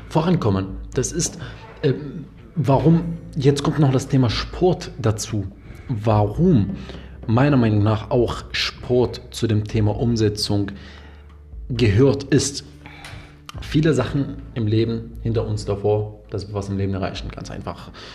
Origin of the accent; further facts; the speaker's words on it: Damascus, Damascus Governorate, Syria; moved away; Ich komme ja ursprünglich aus Syrien, aus mhm. Damaskus